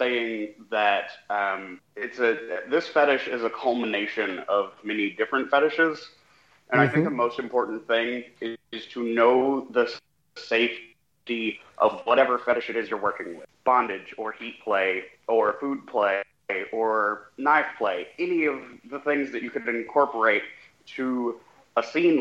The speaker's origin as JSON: {"language": "English", "region": "the South", "country": "United States", "said": "I'm from the South. I'm a very typical image of an American. I grew up back in the woods"}